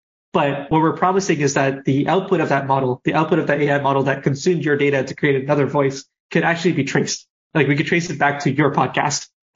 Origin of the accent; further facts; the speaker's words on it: Canada; I'm Canadian